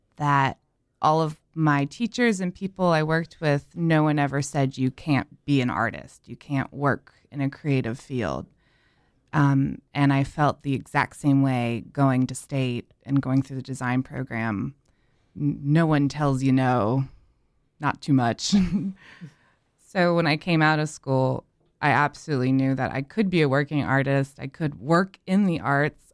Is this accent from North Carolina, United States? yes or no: yes; Winston-Salem, North Carolina, United States; now in Raleigh, United States; I grew up in Winston-Salem and went to N C State, and I've been here ever since